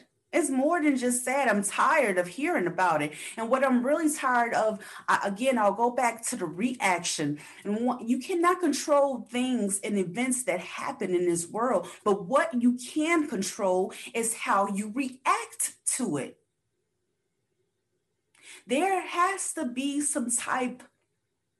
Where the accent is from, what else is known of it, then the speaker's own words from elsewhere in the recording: United States; I do know as an American citizen